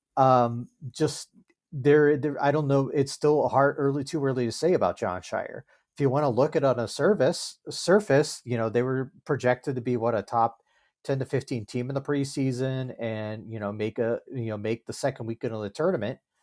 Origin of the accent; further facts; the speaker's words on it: Virginia, United States; also born or lived in Minneapolis suburbs, Minnesota; now in Minneapolis, United States; I live in, uh, the Minneapolis suburbs, um, but grew up in Virginia.